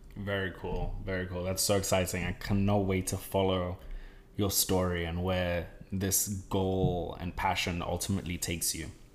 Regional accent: Ghana; growing up in Ghana

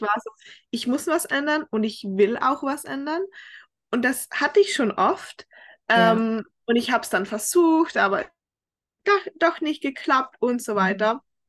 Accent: Tyrol, Austria; accent: Tyrolean dialect; moved away as an adult; now in United States; ich komme ursprünglich aus Österreich, also aus Tirol. Ich habe eigentlich einen sehr starken Dialekt

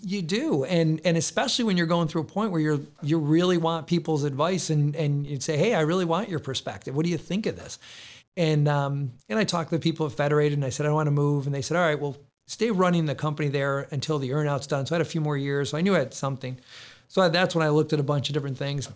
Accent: Rochester, New York, United States; I was born and raised in Rochester

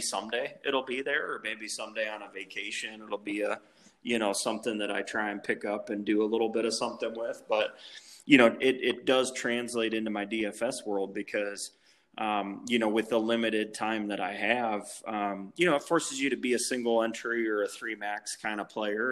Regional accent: Cleveland, Ohio, United States; moved away as an adult; also born or lived in Toledo, Ohio; I grew up in Cleveland um, all through my childhood, um, and, and went to high school there

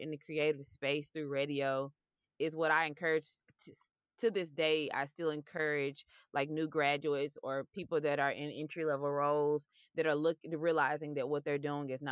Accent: Memphis, Tennessee, United States; my hometown of Memphis

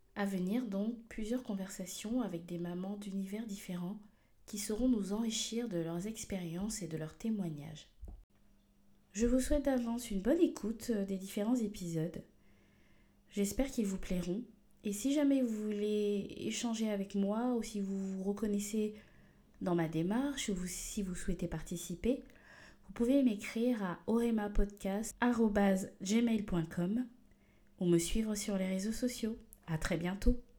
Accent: Gabon; now in France; je suis originaire du Gabon, mais je vis en France depuis déjà euh, plus d'une décennie

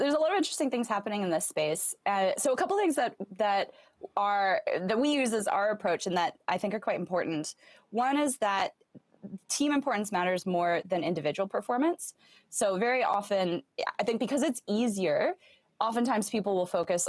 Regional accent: Southern Arizona, United States; moved away as an adult; also born or lived in Stanford / San Francisco; so I grew up in Southern Arizona, close to the border with Mexico

